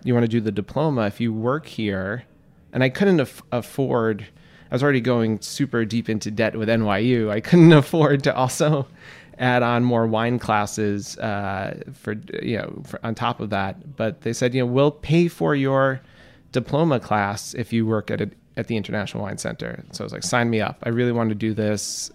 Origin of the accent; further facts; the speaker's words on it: New York City, New York, United States; also born or lived in Florence, Italy; I grew up in Queens, New York